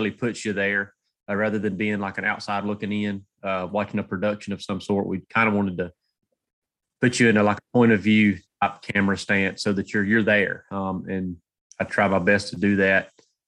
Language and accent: English; Georgia, United States; I'm from North Georgia. Kind of cut my teeth in North Georgia mountains, getting whipped by the turkeys up there